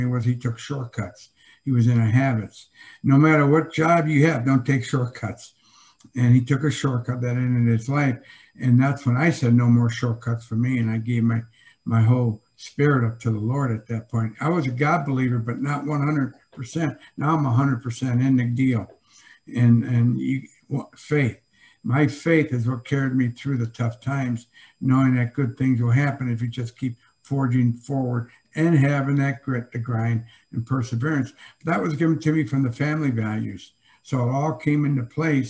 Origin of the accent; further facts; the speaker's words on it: Joliet, Illinois, United States; growing up in Joliet, blue collar, Catholic